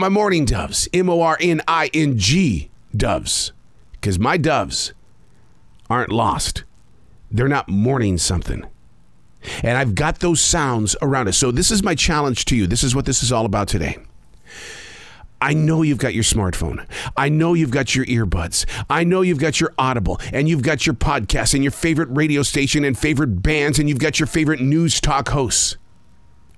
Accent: Billings, Montana, United States; I grew up raising pigeons in Billings, Montana

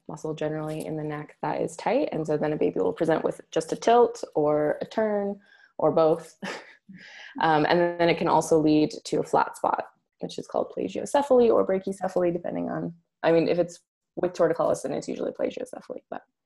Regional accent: Alberta, Canada; also born or lived in Scotland; I grew up here in Alberta.

